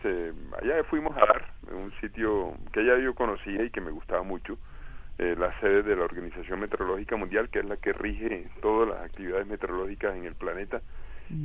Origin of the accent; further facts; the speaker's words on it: Cartagena, Bolívar, Colombia; also born or lived in Barranquilla / Villanueva, La Guajira; now in France; soy nacido en Barranquilla, criado en Cartagena, pero oriundo de Villanueva, Guajira